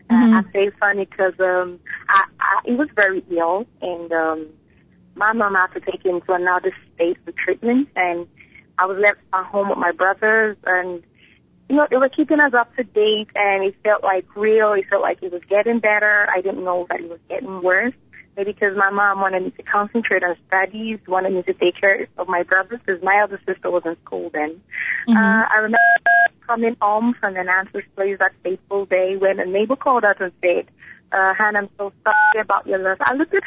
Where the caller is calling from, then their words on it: Lagos, Nigeria; I'm calling from Lagos, Nigeria.